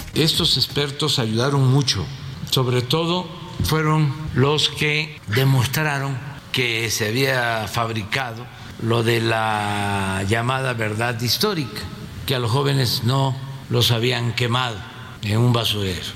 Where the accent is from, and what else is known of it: Mexico